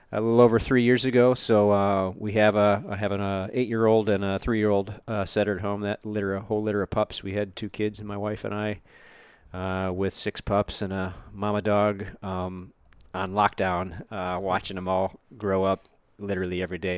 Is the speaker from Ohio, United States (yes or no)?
yes; Northeast Ohio, United States; now in Michigan, United States; originally, I was born and raised in Northeast Ohio